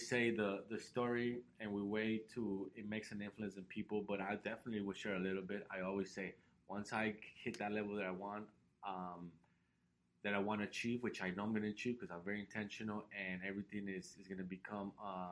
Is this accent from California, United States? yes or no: yes; Los Angeles, California, United States; moved away; I was raised in Los Angeles